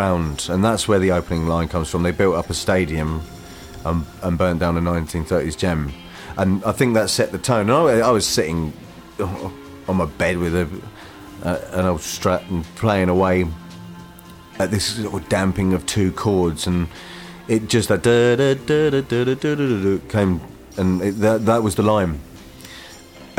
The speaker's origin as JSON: {"language": "English", "town": "Harwich", "region": "East of England", "country": "United Kingdom", "tie": "born or raised there", "said": "my hometown in Harwich in Essex"}